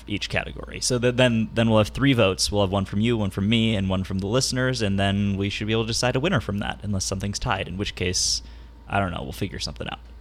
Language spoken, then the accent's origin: English; San Diego, California, United States; in my area, in my hometown of San Diego